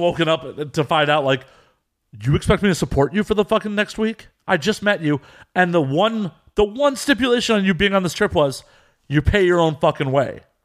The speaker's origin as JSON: {"language": "English", "country": "United States", "also_born_or_lived": "Chicago / Las Vegas", "said": "I'm American"}